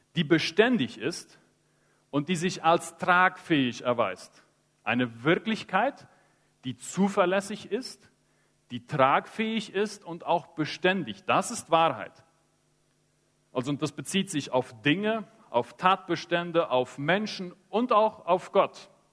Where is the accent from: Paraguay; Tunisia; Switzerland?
Paraguay; Chaco; Ich bin im Chaco aufgewachsen, in einem christlichen Elternhaus